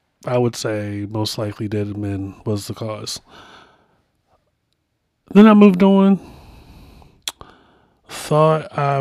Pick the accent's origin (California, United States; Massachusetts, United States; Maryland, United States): Maryland, United States; Baltimore; my hometown